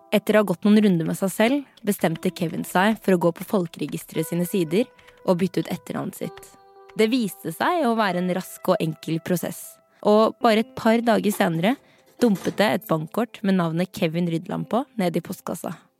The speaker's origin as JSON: {"language": "Norwegian", "country": "Norway", "tie": "born or raised there", "said": "er født og oppvokst her i Norge"}